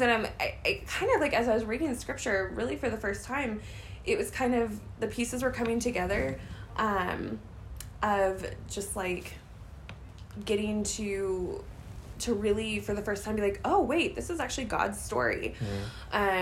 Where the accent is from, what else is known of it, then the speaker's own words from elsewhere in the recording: St. Louis, Missouri, United States; moved away as an adult; also born or lived in Joplin, Missouri; I grew up in St. Louis, Missouri area, born and raised, and lived there my whole life until it was time to go to college